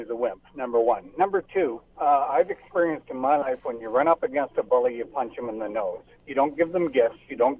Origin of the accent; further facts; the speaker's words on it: Calgary, Alberta, Canada; I'm from Calgary.